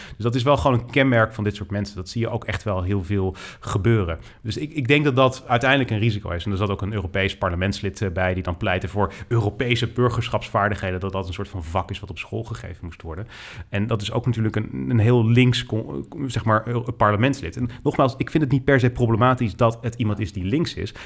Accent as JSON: {"language": "Dutch", "country": "Netherlands", "also_born_or_lived": "United States", "said": "ik ben Nederlander"}